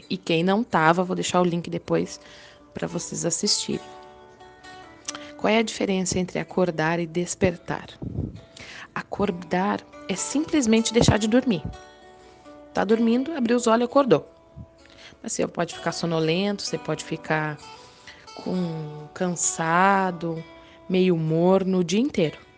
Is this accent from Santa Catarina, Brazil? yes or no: yes; Balneário Arroio do Silva, Santa Catarina, Brazil; Para quem ainda não me conhece … eu sou aqui de Balneário Arroio do Silva, Santa Catarina.